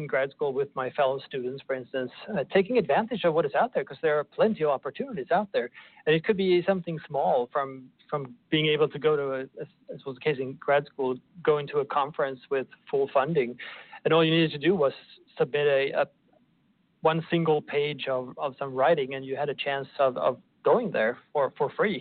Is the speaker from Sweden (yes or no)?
yes; Sweden; moved away as an adult; now in Oklahoma, United States; I'm originally from Sweden